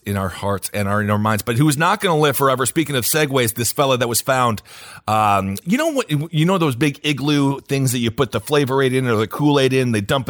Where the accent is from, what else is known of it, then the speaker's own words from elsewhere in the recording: Wisconsin, United States; moved away; I'm from Wisconsin, but I show a love to the Midwest now that I'm away from it.